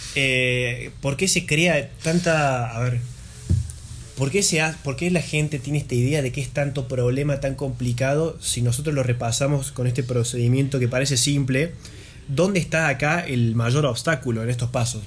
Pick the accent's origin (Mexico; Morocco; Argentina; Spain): Argentina; Nosotros somos argentinos